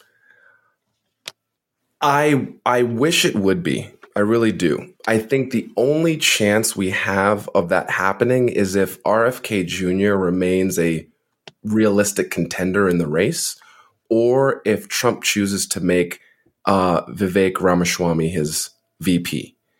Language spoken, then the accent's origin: English; New Jersey, United States; also born or lived in Montreal, Canada; I'm from New Jersey, so he was my former representative